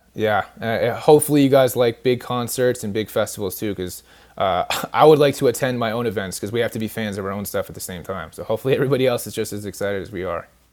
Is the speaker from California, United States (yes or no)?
yes; California, United States; moved away; I'm actually from California originally